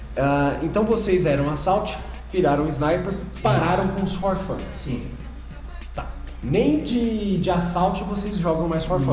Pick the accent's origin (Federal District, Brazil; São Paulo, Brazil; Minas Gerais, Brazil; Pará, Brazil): São Paulo, Brazil; a gente é aqui de São Paulo